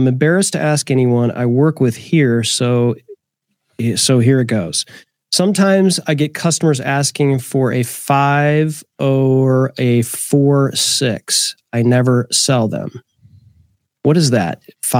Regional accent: Detroit, Michigan, United States; I'm from Detroit

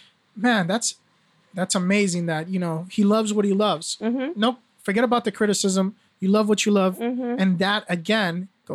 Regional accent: Nashua, New Hampshire, United States; also born or lived in Brooklyn; I remember, you know, when I grew up here in Nashua, when I first came from Brooklyn, we couldn't afford to go to the Boys and Girls Club

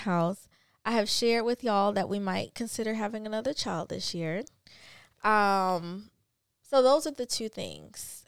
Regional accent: Pensacola, Florida, United States; moved away; we were actually in my home town, which is Pensacola.

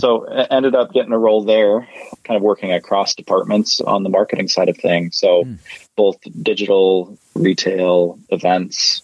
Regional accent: Utah, United States; I'm from Utah, born and raised

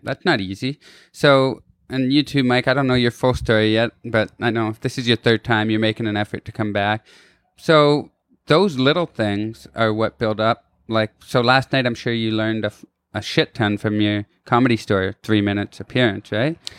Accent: Kitchener, Ontario, Canada; moved away as an adult; also born or lived in Toronto / Hermosa Beach, California; I'm a dude from Kitchener, Ontario, Canada

